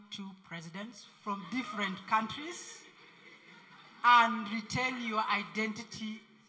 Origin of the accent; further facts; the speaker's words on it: Kenya; from Kenya.